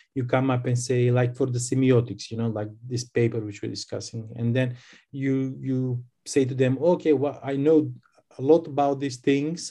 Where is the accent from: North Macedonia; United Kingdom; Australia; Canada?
North Macedonia; I'm from Macedonia